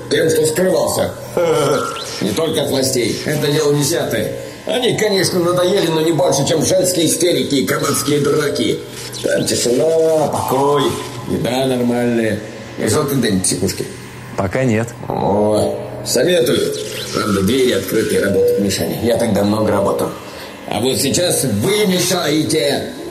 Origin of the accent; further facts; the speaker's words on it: Moscow, Russia; я из Москвы.